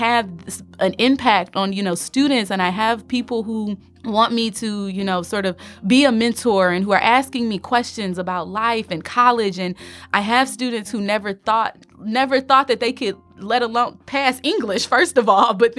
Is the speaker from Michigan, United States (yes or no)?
yes; Detroit, Michigan, United States; I am originally from Detroit, Michigan.